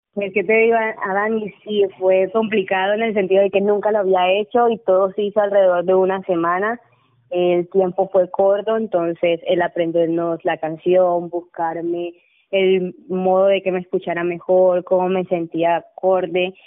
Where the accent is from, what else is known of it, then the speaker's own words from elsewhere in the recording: Montelíbano, Córdoba, Colombia; en el municipio donde vivo y de donde soy